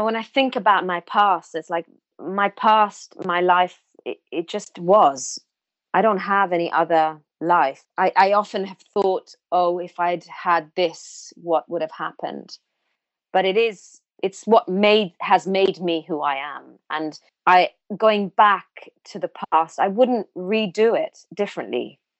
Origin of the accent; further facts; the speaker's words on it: India; born there; They know I was born in India. They know how I grew up.